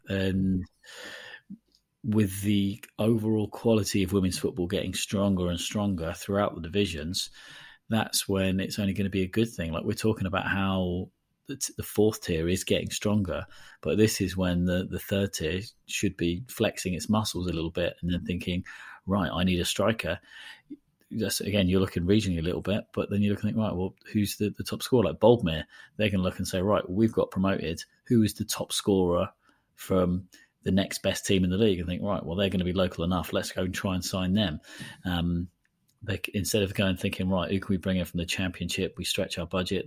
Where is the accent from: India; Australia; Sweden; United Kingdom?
United Kingdom; Portsmouth, South East England; My hometown club, Portsmouth